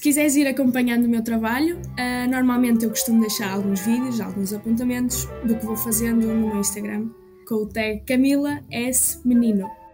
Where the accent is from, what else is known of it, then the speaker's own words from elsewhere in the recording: Trás-os-Montes, Portugal; also born or lived in Porto / Aveiro; nasci no Porto, mas costumo dizer que sou de Trás-os-Montes.